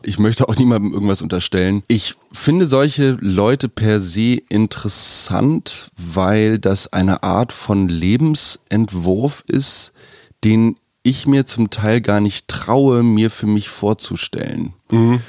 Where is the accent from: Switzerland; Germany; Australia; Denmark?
Germany; now in Berlin, Germany; aufgrund meiner Herkunft als Deutscher